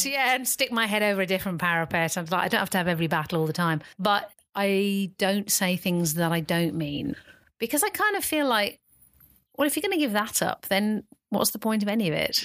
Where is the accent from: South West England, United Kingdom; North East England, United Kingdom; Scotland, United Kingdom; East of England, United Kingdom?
South West England, United Kingdom; the Cotswolds, near Stroud; I mainly grew up in the Cotswolds, in a little village near Stroud